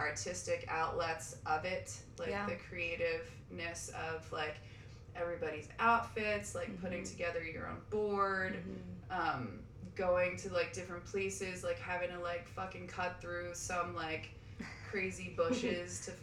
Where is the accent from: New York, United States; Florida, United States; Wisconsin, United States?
New York, United States; Eastern Long Island; I grew up in Long Island, in Eastern Long Island